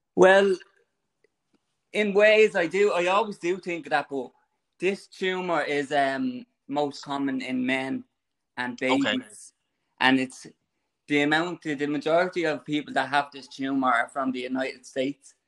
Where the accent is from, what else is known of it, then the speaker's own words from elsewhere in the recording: Clondalkin, Leinster, Ireland; I was born and reared in Clondalkin.